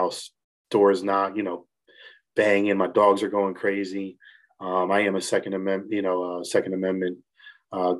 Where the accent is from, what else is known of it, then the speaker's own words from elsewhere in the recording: New Jersey, United States; moved away as an adult; now in Morgantown, United States; I'm originally from Jersey